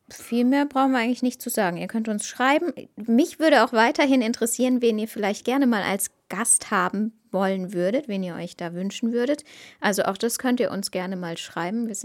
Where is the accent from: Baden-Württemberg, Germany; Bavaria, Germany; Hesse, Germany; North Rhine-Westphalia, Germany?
Baden-Württemberg, Germany; Karlsruhe; Ja ich komme eigentlich aus Karlsruhe